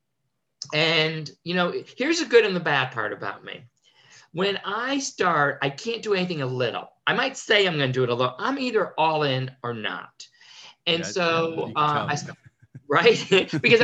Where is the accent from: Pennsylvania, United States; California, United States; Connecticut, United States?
Connecticut, United States; I was born and raised in Connecticut